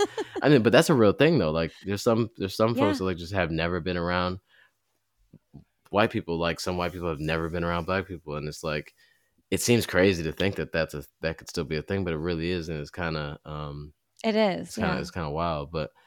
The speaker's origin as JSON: {"language": "English", "town": "Southfield", "region": "Michigan", "country": "United States", "tie": "born or raised there", "said": "I grew up in in Southfield, Michigan at the time was fairly, it was a lot of black folks, but it was mixed as well."}